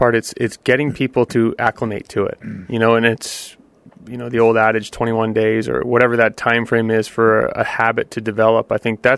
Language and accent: English; Canada; I'm Canadian